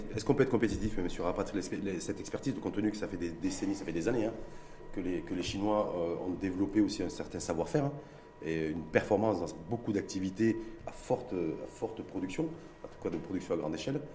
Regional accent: Morocco; chez nous au Maroc, à Casablanca ou à Tanger

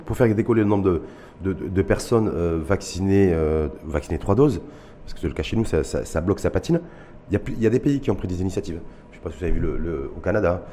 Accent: Morocco; chez nous au Maroc

